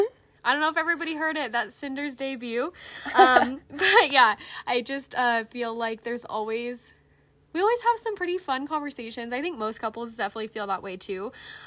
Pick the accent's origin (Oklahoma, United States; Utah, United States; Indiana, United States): Utah, United States; I think we mentioned we're from Utah. Yeah. So, we're both ex-Mormon